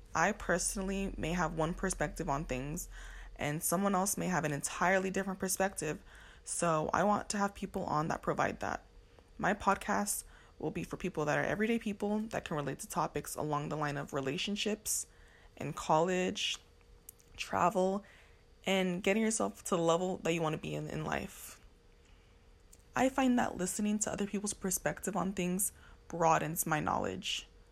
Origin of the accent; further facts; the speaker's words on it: Los Angeles, California, United States; I'm from Los Angeles, California, but I am Nigerian American